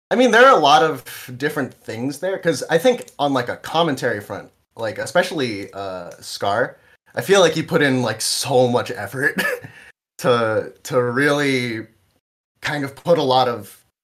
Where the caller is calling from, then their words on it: New Jersey, United States; I'm I'm calling in from New Jersey.